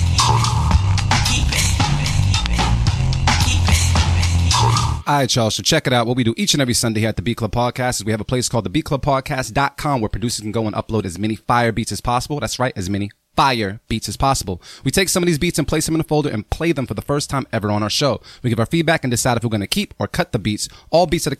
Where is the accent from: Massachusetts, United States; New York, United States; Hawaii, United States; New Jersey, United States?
Massachusetts, United States; Boston; I'm from Mattapan 2